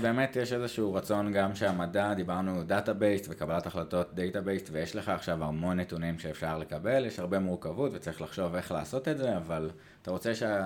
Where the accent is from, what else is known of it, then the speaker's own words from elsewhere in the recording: Israel; אנחנו כישראלים